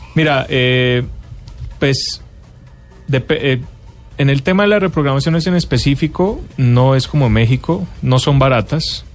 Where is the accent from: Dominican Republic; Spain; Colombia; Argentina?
Colombia; como colombiano